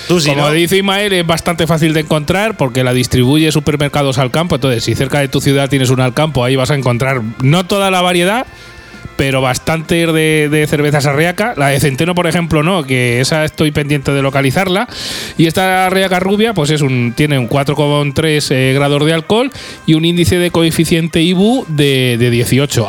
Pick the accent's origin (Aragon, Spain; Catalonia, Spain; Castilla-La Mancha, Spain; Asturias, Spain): Castilla-La Mancha, Spain; Guadalajara; now in Albacete, Spain; yo aparte soy de Guadalajara, hombre, que soy de allí de la tierra